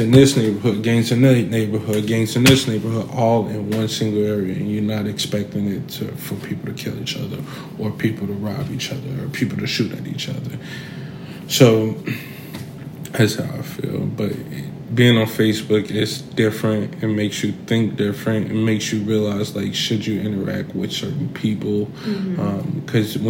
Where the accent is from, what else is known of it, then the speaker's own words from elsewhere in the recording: Chicago, Illinois, United States; I'm from Chicago, South Side of Chicago, Inglewood area. So I grew up saggy pants